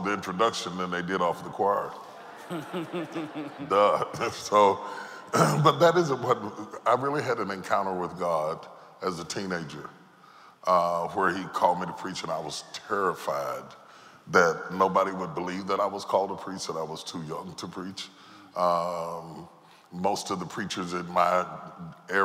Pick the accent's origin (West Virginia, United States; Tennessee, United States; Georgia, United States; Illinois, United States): West Virginia, United States; Charleston; I grew up in Charleston, West Virginia